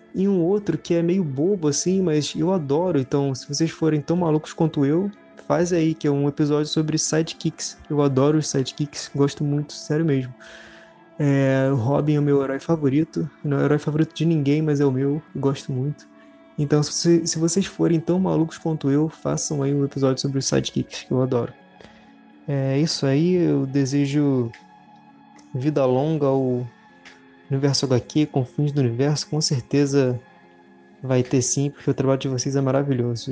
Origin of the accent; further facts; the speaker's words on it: Rio de Janeiro, Brazil; Sou do Rio de Janeiro, tenho 22 anos